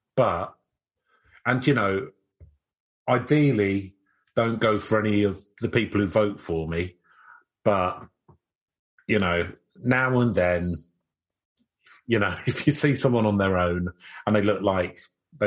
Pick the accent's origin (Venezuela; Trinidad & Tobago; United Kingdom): United Kingdom; as a Brit